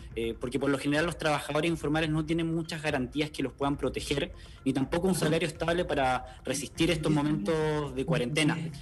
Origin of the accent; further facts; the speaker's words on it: Chile; como chileno me siento comprometido